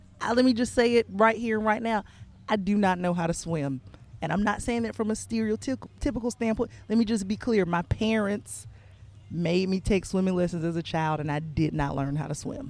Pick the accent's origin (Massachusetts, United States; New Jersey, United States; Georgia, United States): Georgia, United States; outside of Atlanta; I'm deep South. Georgia.